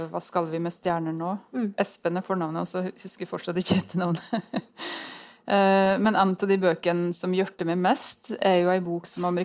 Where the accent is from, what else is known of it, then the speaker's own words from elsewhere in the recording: Innlandet, Norway; Eh, og i Gudbrandsdalen, der jeg kommer fra, så vet jeg at det tror jeg er vanskeligere der enn på Sagen, altså.